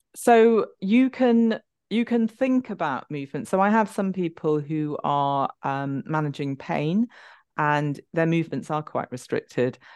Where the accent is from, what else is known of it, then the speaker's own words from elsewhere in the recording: London, United Kingdom; I'm from London